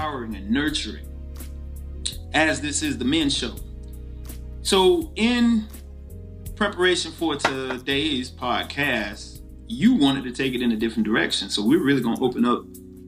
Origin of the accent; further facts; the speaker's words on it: the South, United States; growing up in the South and being a person of color